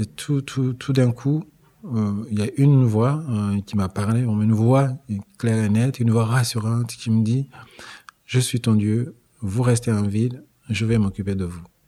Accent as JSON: {"language": "French", "country": "Rwanda", "said": "je suis rwandais"}